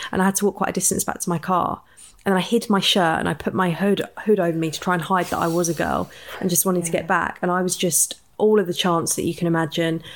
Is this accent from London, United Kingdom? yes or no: no; Watford, East of England, United Kingdom; we're two girls from Watford